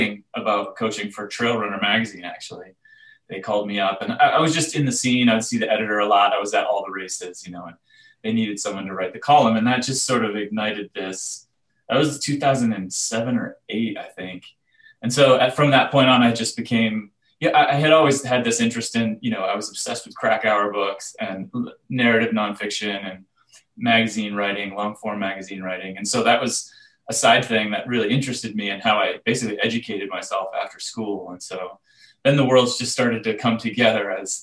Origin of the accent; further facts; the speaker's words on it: New Hampshire, United States; moved away as an adult; also born or lived in Seattle; I grew up in New Hampshire